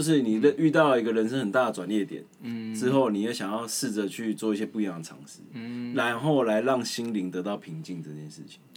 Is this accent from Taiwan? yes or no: yes; Taiwan; 真的是为身为台湾人骄傲